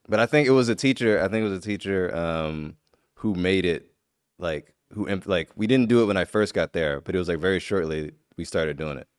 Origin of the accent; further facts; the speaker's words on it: Midwest, United States; I'm from the Midwest